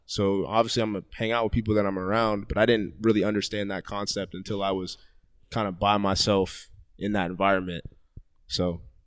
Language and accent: English; Columbus, Ohio, United States; also born or lived in Gahanna; I grew up in Columbus, but like it wasn't, it wasn't really bad